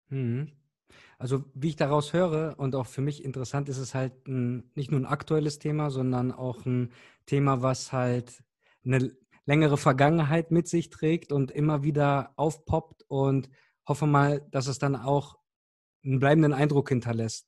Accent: Cologne, North Rhine-Westphalia, Germany; ich komme aus Köln

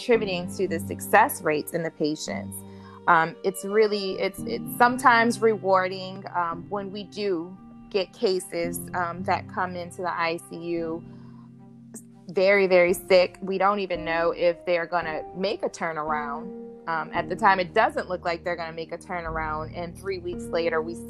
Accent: LaPlace, Louisiana, United States; moved away; also born or lived in Africa; my hometown

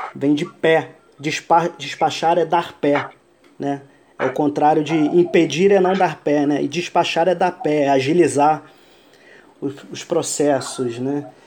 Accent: Iran; moved away; ao Irã, ao, ao meu país natal

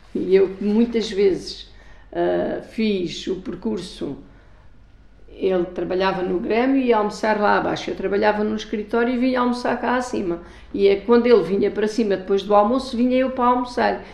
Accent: Avis, Alentejo, Portugal; São as ruas da minha terra, as suas torres, as suas ruas estreitas, onde eu cresci

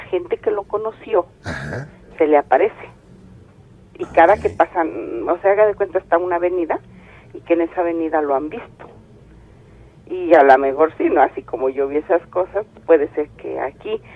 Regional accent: State of Mexico, Mexico; Nosotros somos del Estado de México.

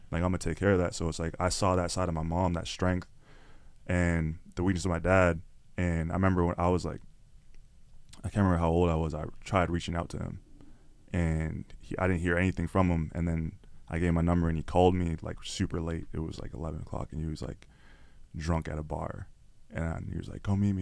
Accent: Toronto, Ontario, Canada; people don't even know I'm from Scarborough. People don't even know I'm from Toronto

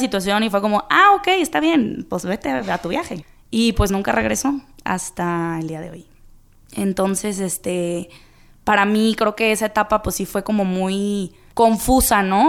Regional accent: Guadalajara, Jalisco, Mexico; soy de Guadalajara, soy de aquí, llevo toda la vida, toda la vida viviendo aquí

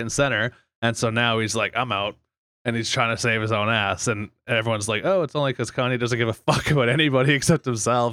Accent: Fort McMurray, Alberta, Canada; 7 Eleven, where we both grew up in the downtown of Fort Mac

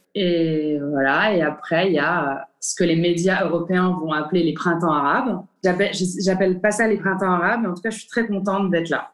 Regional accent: Morocco; moved away as an adult; also born or lived in France; en tant que Marocain

